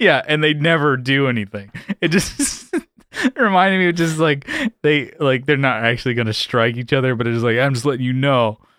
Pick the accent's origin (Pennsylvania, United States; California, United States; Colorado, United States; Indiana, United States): California, United States; San Diego; I'm from San Diego, born and raised